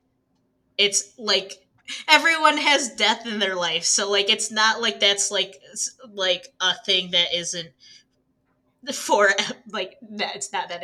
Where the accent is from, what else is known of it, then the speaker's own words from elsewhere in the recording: United States; I'm from America